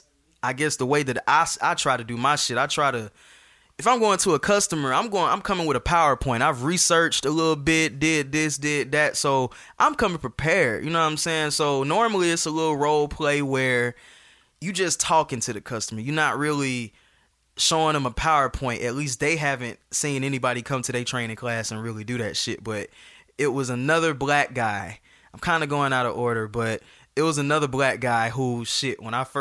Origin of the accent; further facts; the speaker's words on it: Atlanta, Georgia, United States; I'm from Atlanta. I went to Westlake. I went to Georgia State.